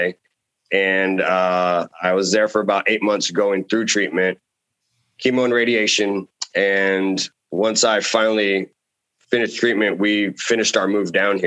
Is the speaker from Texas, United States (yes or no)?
yes; San Antonio, Texas, United States; moved away as an adult; also born or lived in Denver, Colorado / Oregon; now in Dyersburg, United States; growing up in San Antonio, it's the ninth biggest city in the nation. So it's a big city I grew up